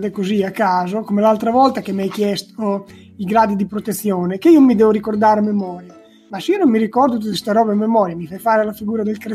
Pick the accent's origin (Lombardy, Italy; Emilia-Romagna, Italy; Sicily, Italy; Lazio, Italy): Emilia-Romagna, Italy; Rimini; Vengo da Rimini.